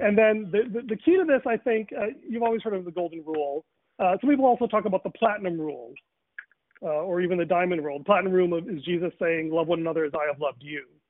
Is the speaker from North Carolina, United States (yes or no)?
no; Chicago, Illinois, United States; I grew up in Rochelle, Chicago, Northern Illinois